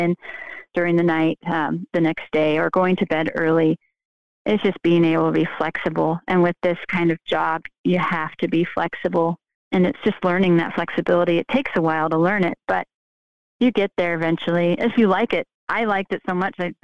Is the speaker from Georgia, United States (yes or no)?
no; California, United States; moved away as an adult; also born or lived in Utah / Chicago; I moved back to my hometown in California